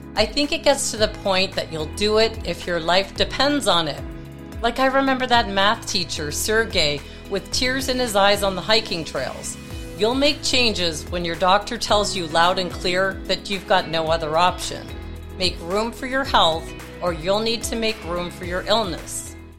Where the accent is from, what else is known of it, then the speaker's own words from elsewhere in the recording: Toronto, Ontario, Canada; moved away; my hometown in Toronto